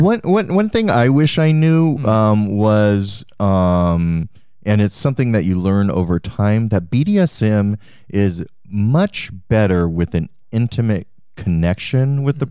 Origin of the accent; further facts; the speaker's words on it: Cheyenne, Wyoming, United States; I was born in Cheyenne, Wyoming.